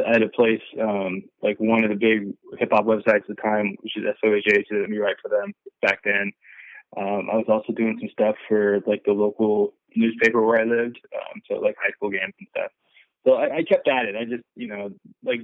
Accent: Bay Area, California, United States; I was growing up in the Bay Area

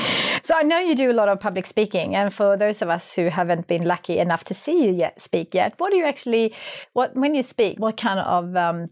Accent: Sweden; moved away; I grew up in Sweden.

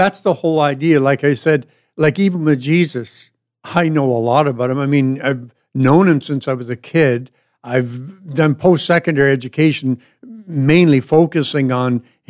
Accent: Northern Ireland, United Kingdom; I'm Irish

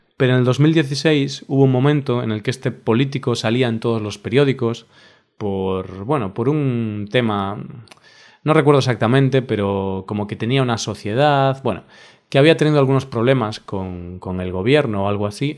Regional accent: Spain; como español

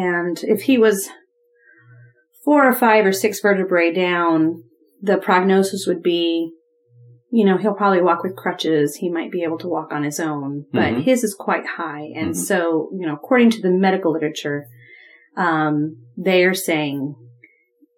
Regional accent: Ohio, United States; moved away; I grew up in Ohio

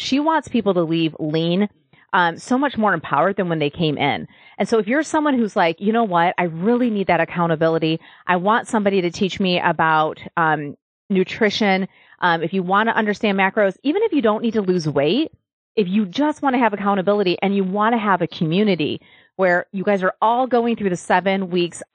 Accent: Michigan, United States; now in Nashville, United States; I'm from Michigan where like almost every house has a basement

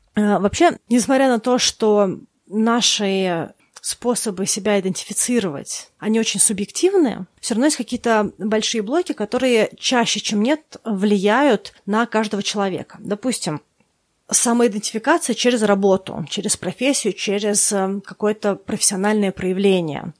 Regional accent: Russia; я выросла в России

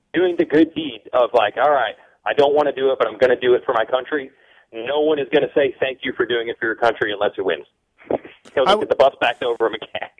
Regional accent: United States; I'm from the United States

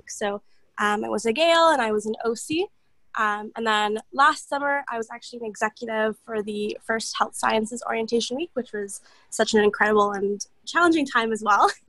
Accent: Ottawa, Ontario, Canada; born there; um, I was born in Ottawa originally, but I've kind of moved around um, throughout my, my whole life, I suppose.

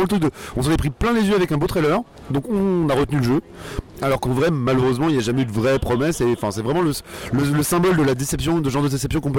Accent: Conflans-Sainte-Honorine, Île-de-France, France; also born or lived in Argenteuil; now in Paris, France; J'ai grandi près d'Argenteuil, puis dans les Yvelines à Conflans-Sainte-Honorine. Vraiment des banlieues tout à fait normales, c'est-à-dire ni, ni, ni mauvaises ni bonnes, vraiment tout à fait banales et sans aucun intérêt.

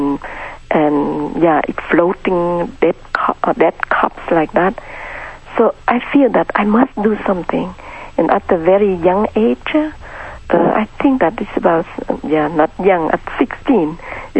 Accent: Vietnam; moved away; I was born in Vietnam in a middle-class family.

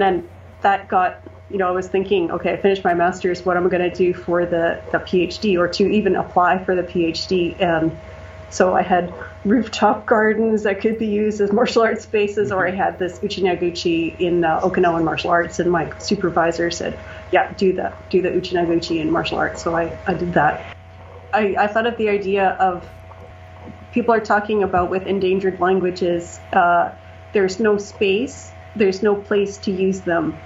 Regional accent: Canada; also born or lived in Japan; I'm Canadian

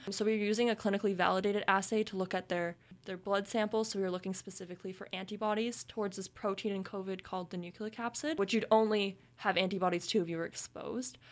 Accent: Kingston, Ontario, Canada; moved away; I'm from Kingston

